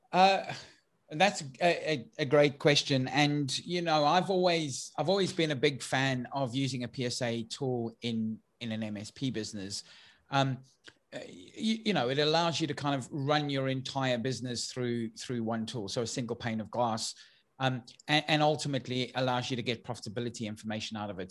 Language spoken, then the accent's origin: English; South Africa; now in United Kingdom; for those who've picked up my accent, I'm originally from South Africa, um, although I now live in the U K